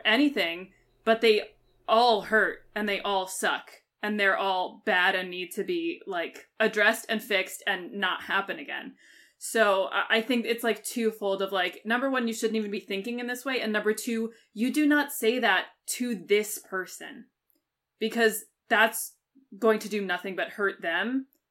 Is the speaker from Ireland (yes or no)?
no; United Kingdom; I'm a British citizen